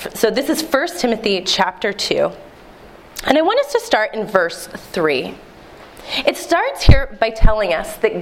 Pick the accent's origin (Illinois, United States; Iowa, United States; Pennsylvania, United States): Pennsylvania, United States; Philadelphia; also born or lived in Delaware County, Pennsylvania; I'm a Philadelphia native. In fact, I was born in Delaware County